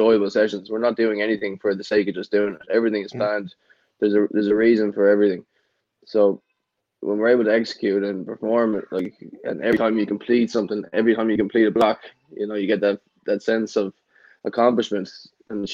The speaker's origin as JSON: {"language": "English", "country": "Ireland", "tie": "born or raised there", "moved": "yes", "said": "growing up in Ireland"}